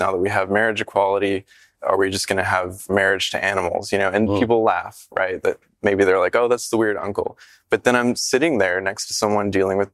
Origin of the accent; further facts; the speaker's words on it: the South, United States; a gay kid growing up in the South